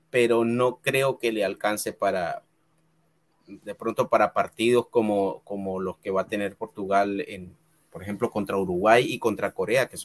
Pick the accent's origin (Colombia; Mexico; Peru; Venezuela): Colombia; Caribbean coast; now in United States; Yo soy de la costa de Colombia. En la costa tenemos un acento. Bueno, yo en realidad eh, no, no, tengo el acento de, de, la costa de Colombia